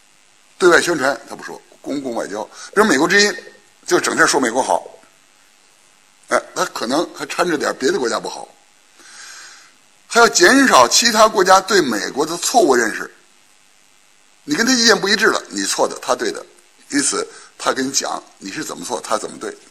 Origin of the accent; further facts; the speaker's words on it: China; 存在感这个词儿呢，我们中国人是不大用，欧美人也不大用。